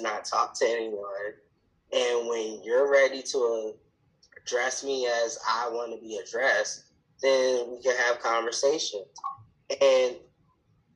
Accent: Baltimore, Maryland, United States; I was born in Baltimore, Maryland, where I currently live again

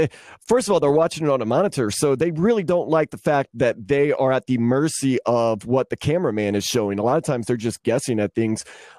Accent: New Orleans, Louisiana, United States; Well, I mean, as far as that, I mean, it's definitely New Orleans, but I've spent more time.

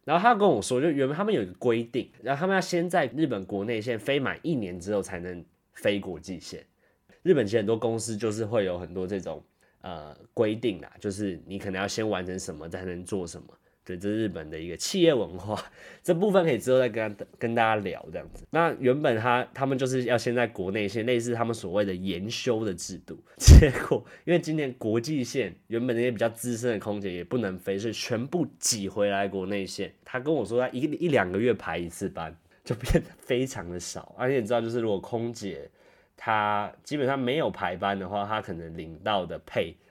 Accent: Taiwan; moved away as an adult; now in Tokyo, Japan; 我是，对，台湾人，跟大家都一样，我在台湾出生、长大、读大学，到去年大学毕业后过来日本东京这边工作，大概过来差不多十三个月啊，去年九月底过来到现在

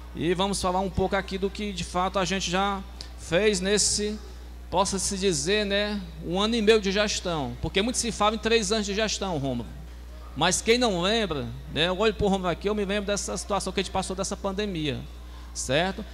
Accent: Meruoca, Ceará, Brazil; da minha terra palestina

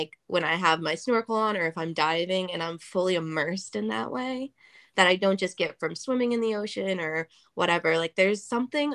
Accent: Ohio, United States; I grew up in Ohio

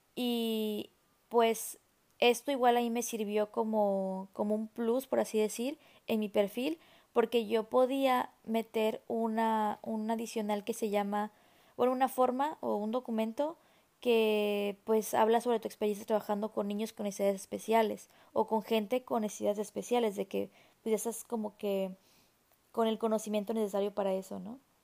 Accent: Mexico; soy mexicana

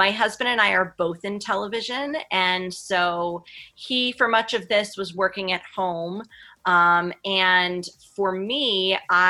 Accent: New Jersey, United States; moved away as an adult; also born or lived in Florida / Philadelphia; we're actually both from New Jersey

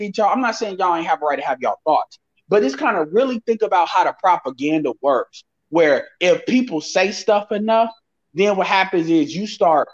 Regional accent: Chicago, Illinois, United States; I'm from Chicago

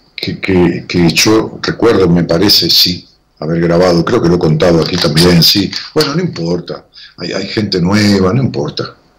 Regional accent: Ramos Mejía, Buenos Aires Province, Argentina; mi pueblo, Ramón Mejía, que le digo pueblo cariñosamente

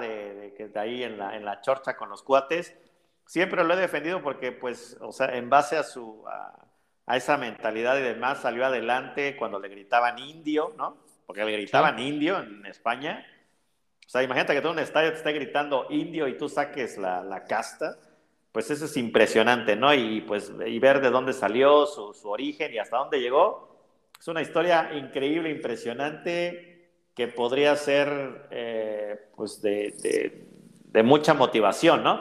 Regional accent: Mexico

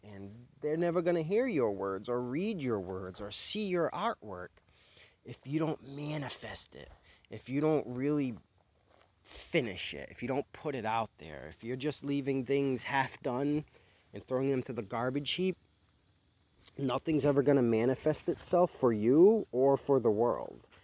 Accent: United States

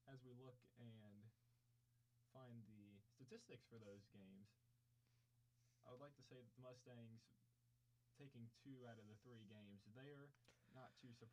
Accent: Peoria, Illinois, United States; now in Paducah, United States; from like two hours south of Chicago. I'm from Peoria, Illinois. That's where I'm from.

